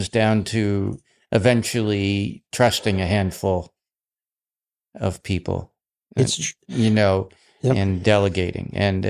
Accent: Western Canada, Canada; moved away; also born or lived in United States; I grew up in the West like you did

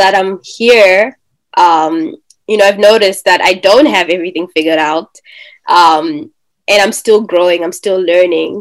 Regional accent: Zimbabwe; moved away as an adult; now in United States; born in Zimbabwe, currently in the United States, studying here

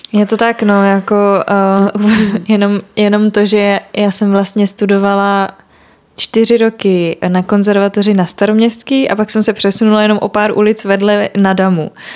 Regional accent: Prague, Czechia; já jsem jako Pražák a měla jsem to štěstí, že teda jako můžu bydlet u rodičů

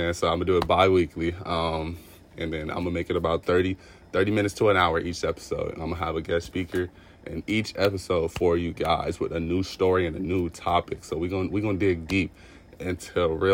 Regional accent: Los Angeles, California, United States; I am from Los Angeles, California

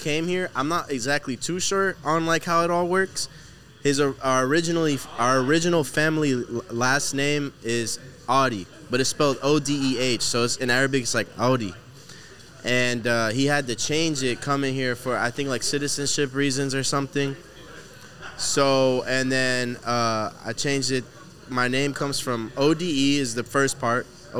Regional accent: Houston, Texas, United States; Houston. I was born here, but originally Palestine. My dad's from Palestine, mom's from Africa.

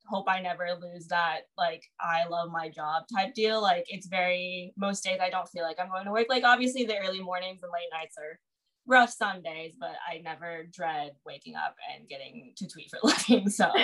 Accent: Houston, Texas, United States; born or raised there

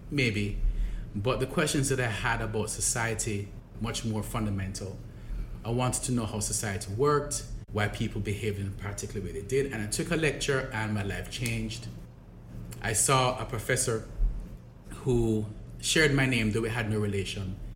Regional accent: Jamaica; I grew up in Jamaica. I grew up in Jamaica in a middle class ha- household. My dad was a civil servant, my mom was a teacher.

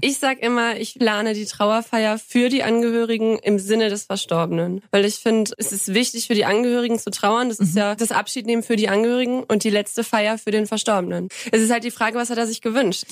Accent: Kreis Viersen, North Rhine-Westphalia, Germany; moved away as an adult; also born or lived in Krefeld; now in Markgräflerland, Germany; komme aus dem Kreis Viersen. Äh, in Bremt, das ist so ein Zweihundert-Seelen-Einwohnerdorf, ein winzig kleines, süßes Dörfchen. Ähm, da bin ich aufgewachsen

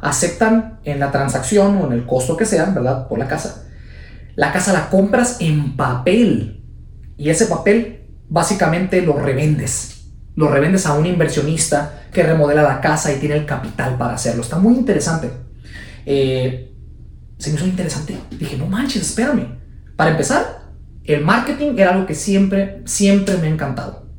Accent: Guadalajara, Jalisco, Mexico; la ciudad de Guadalajara, Jalisco, de donde soy yo. Guadalajara, Jalisco, México

